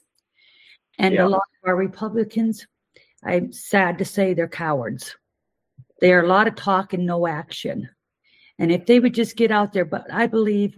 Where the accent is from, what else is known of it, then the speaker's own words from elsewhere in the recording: North Dakota, United States; moved away; I'm from North Dakota originally.